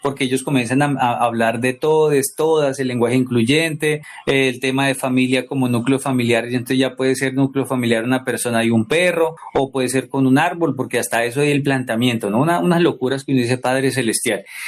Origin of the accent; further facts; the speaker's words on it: Colombia; aquí en Colombia escuchábamos salsa